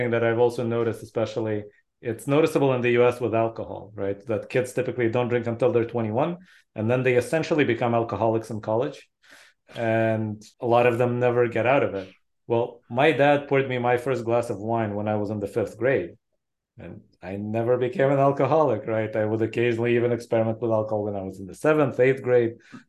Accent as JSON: {"language": "English", "country": "Israel", "tie": "born or raised there"}